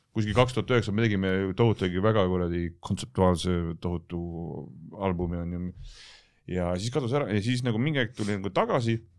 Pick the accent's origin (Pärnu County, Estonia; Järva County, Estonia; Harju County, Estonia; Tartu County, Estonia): Harju County, Estonia; Tallinn; ma olen üles kasvanud siin kanalas, Telliskivi tänaval